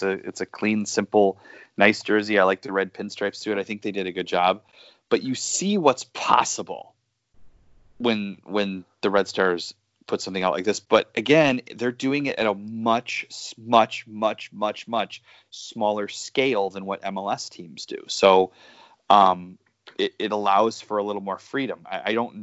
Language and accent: English; Chicago, Illinois, United States; I'm from Chicago